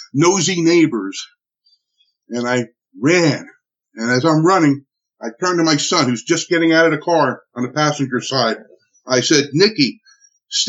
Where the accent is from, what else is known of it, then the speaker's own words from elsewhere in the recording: Newark, New Jersey, United States; I'm from Newark, New Jersey